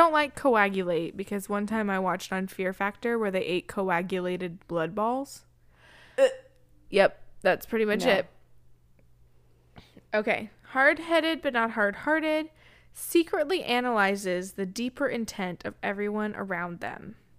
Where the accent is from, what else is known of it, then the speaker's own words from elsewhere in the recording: England, United Kingdom; It was suggested to me to lead with the fact that I am English, which is the least interesting thing about me. But hey, I'll give it a go. I am English.